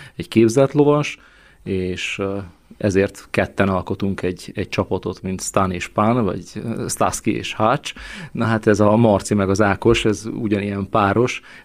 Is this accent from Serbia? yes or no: no; Săcueni, Bihor County, Romania; moved away as an adult; also born or lived in Brașov, Romania; now in Hungary; én is Székehidi születésű vagyok sőt az életem első több mint 30 évét ezt itt is éltem le Székelyhidon